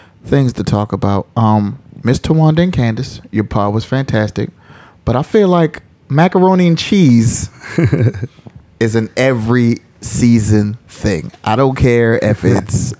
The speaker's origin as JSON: {"language": "English", "region": "the South", "country": "United States", "said": "I'm from the South"}